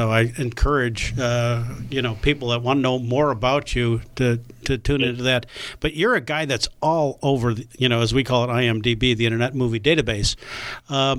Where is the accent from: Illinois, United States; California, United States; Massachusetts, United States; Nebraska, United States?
Illinois, United States; Chicago; I'm from Chicago